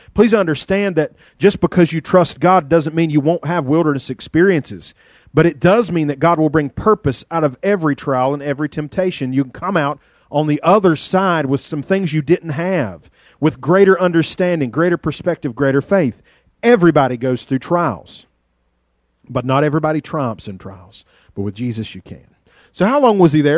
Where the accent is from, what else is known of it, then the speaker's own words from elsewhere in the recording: Carroll County, Virginia, United States; accent: hillbilly; there is a planet outside of Carroll County, Virginia, that maybe I ought to know something about because we were just, you know, we're country people